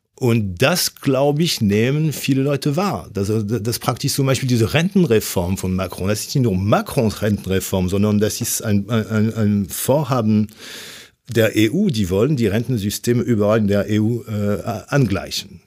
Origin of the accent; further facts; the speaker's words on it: France; German is a second language; moved away as an adult; now in Germany; obwohl ich 30 Jahre in Deutschland lebe, aber als Franzose